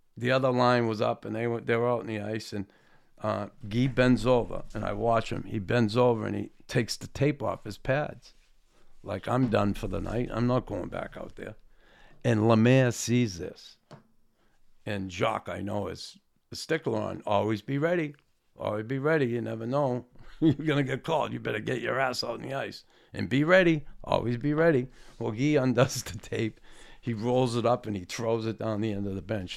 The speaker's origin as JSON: {"language": "English", "town": "Boston", "region": "Massachusetts", "country": "United States", "tie": "born or raised there", "said": "I grew up in Boston"}